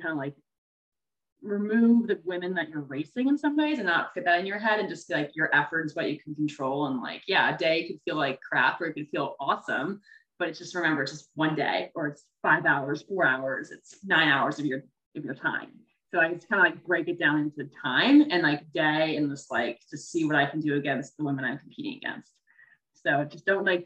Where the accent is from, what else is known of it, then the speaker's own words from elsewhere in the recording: Northern Virginia, United States; moved away as an adult; also born or lived in Massachusetts; now in Encinitas, United States; I grew up, I'm from Virginia, Northern Virginia, outside of Washington, D.C. I grew up there, was there my whole life